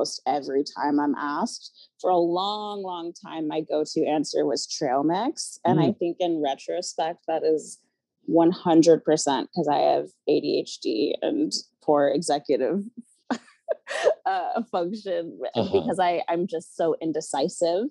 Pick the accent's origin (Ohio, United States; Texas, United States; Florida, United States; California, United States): Florida, United States; Melbourne; moved away as an adult; now in Chicago, United States; I'm from Melbourne, Florida, which is smack dab in the middle